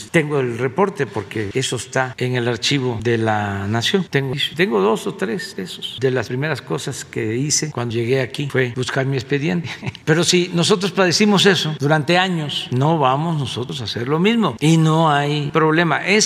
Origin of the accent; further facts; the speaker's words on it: Mexico; somos todos mexicanos.